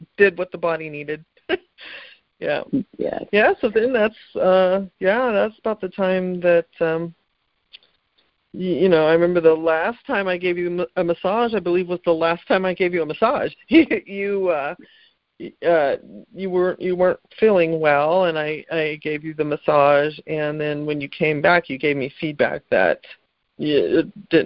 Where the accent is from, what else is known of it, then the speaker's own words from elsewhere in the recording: California, United States; I grew up in California